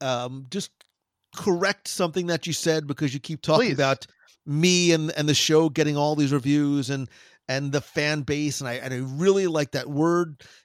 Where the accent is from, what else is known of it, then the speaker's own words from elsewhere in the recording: New Jersey, United States; I am from New Jersey originally.